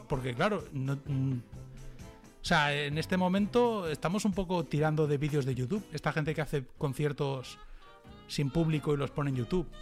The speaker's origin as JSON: {"language": "Spanish", "town": "Castelldefels", "region": "Catalonia", "country": "Spain", "tie": "born or raised there", "moved": "yes", "lives_now": "Dallas, United States", "said": "yo soy de Castefa"}